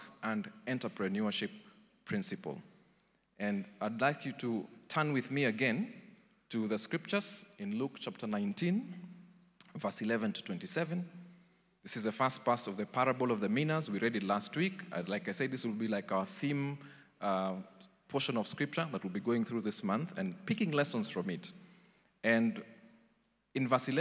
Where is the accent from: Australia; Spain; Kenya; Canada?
Kenya; Nairobi; I grew up in Eastlands, Umoja